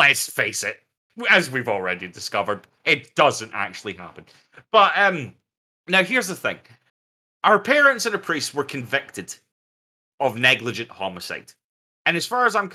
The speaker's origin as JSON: {"language": "English", "country": "United Kingdom", "said": "We're also British"}